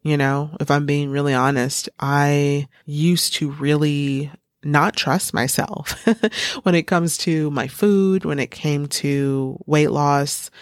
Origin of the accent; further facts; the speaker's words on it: United States; Every morning we stand up in the United States